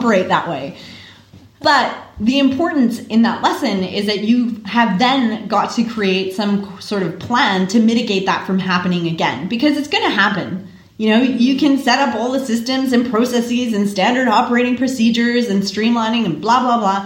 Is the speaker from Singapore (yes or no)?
no; Canada; now in Australia; as a Canadian